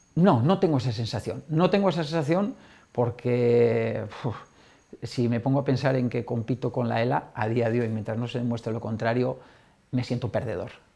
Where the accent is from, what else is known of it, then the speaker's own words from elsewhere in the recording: Navarre, Spain; moved away; mi tierra ¿no? y del equipo de mi tierra, Osasuna